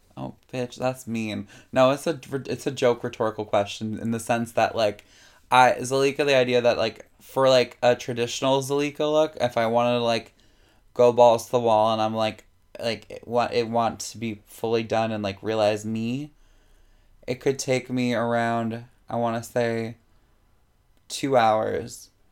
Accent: New York City, New York, United States; also born or lived in Morris County, New Jersey; I am born and raised Jamaica Queens. Didn't move here. I came from here.

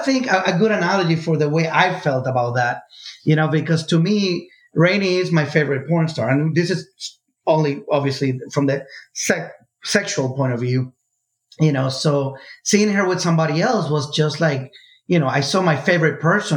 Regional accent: Puerto Rico; moved away; I grew up in Puerto Rico

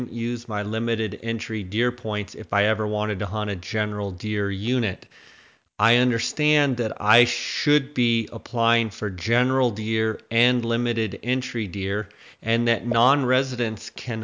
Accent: Arizona, United States; I'm from Arizona

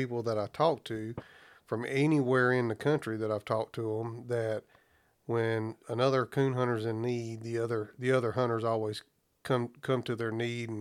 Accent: Alabama, United States; moved away; I'm from Alabama originally

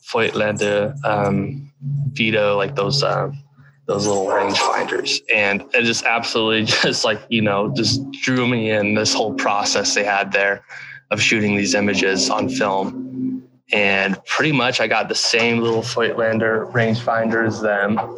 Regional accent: United States; growing up in the Sierra Nevada mountains

